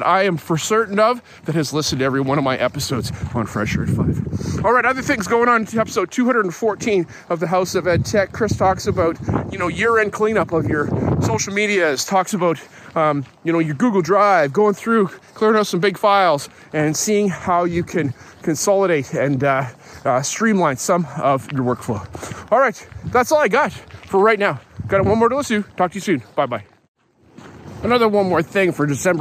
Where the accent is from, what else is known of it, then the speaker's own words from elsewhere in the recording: Calgary, Alberta, Canada; now in Lower Mainland, Canada; where I grew up in Calgary